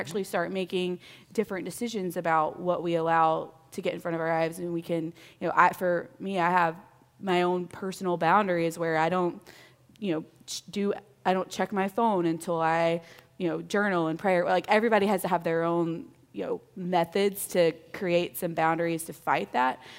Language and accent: English; Mississippi, United States; moved away as an adult; I grew up in Mississippi, so my son makes fun of me all the time, that's how I say five